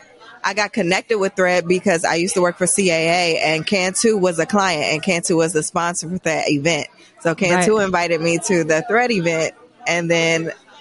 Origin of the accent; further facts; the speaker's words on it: Philadelphia, Pennsylvania, United States; also born or lived in Kansas City; I'm from Philly